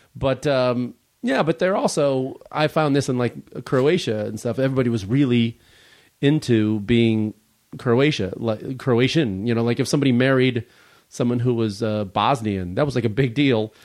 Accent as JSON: {"language": "English", "town": "Chicago", "region": "Illinois", "country": "United States", "moved": "yes", "lives_now": "Los Angeles, United States", "said": "I was from Chicago originally, and, or, uh, now I live in Los Angeles"}